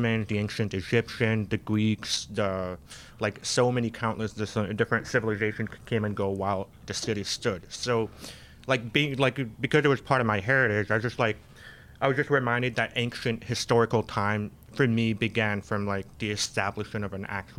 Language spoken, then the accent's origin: English; Damascus, Damascus Governorate, Syria; now in United States; I was born in Damascus. So like, my parents and my whole family always reminded me that Damascus is actually the oldest city in the world.